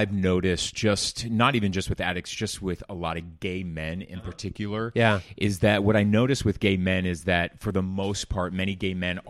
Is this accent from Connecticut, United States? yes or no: no; Orange County, California, United States; I felt that my parents were embarrassed for how the community that I grew up in Orange County